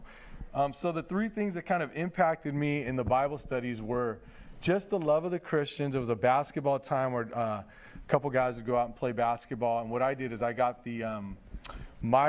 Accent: Los Angeles, California, United States; also born or lived in San Diego, California; I grew up in San Pedro

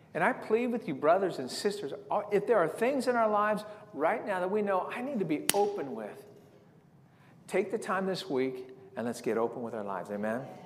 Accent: San Diego, California, United States; growing up in San Diego

